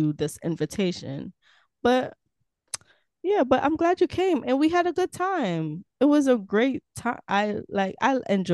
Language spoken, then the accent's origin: English; Montego Bay, Saint James, Jamaica; also born or lived in Kingston, Jamaica; now in Florida, United States; Montego Bay technically is my hometown because I was born and raised there for a while